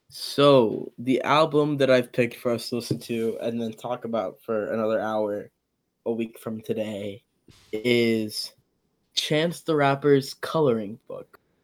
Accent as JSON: {"language": "English", "country": "Ethiopia", "tie": "born or raised there", "moved": "yes", "said": "I was born in Ethiopia and, like, coming here"}